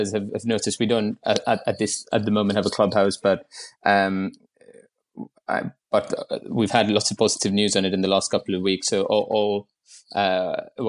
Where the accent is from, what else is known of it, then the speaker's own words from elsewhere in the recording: Mumbai, Maharashtra, India; moved away as an adult; now in London, United Kingdom; I moved to London in 2014 from Bombay, where I grew up